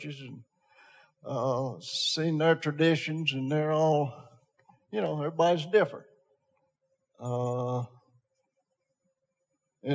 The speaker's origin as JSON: {"language": "English", "town": "Tullahoma", "region": "Tennessee", "country": "United States", "tie": "born or raised there", "said": "I grew up in First Christian Church in Tullahoma, Tennessee"}